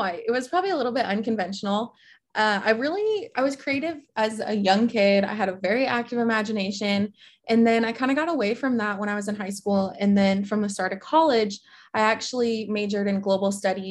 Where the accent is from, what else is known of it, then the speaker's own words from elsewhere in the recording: central Nebraska, United States; moved away as an adult; also born or lived in Lincoln, Nebraska / Cape Town, South Africa; I moved back home from Lincoln back to central Nebraska and with my parents